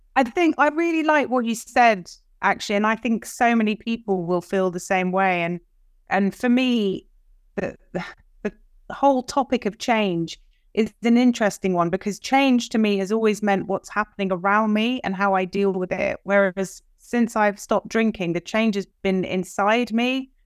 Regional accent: London, United Kingdom; moved away; I'm from London. I have American parents.

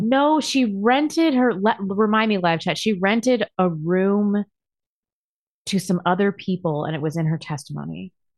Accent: California, United States; moved away; also born or lived in Los Angeles; I was born in California

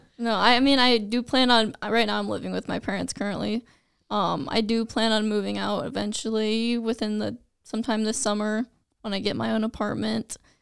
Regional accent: Vinson, Iowa, United States; also born or lived in Fort Dodge, Iowa; I am from the small town of Vinson, Iowa

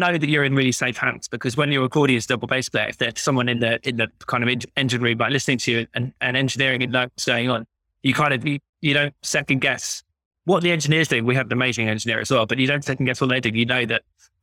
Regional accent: London, United Kingdom; I'm a London boy myself. Like, I grew up in Wimbledon

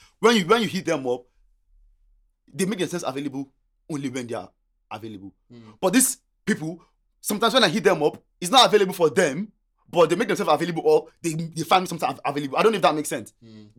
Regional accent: Nigeria; English is a second language; moved away as an adult; now in Australia; I came from Nigeria, yeah? And one of the reasons I came to Australia, this might sound stupid to people, right? My cousin was here.

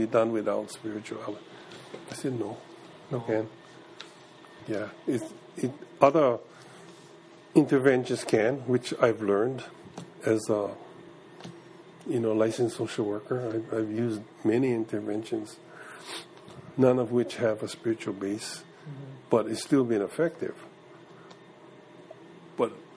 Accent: Kekaha, Hawaii, United States; I was from Kauai

